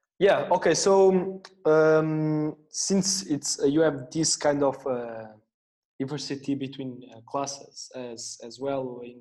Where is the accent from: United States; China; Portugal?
Portugal; now in Barcelona, Spain; and I'm from Portugal.